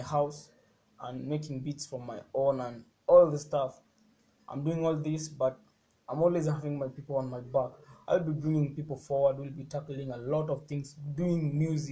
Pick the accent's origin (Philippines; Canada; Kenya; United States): Kenya; I'm from Kenya, 254, and I'm proud to be from the East.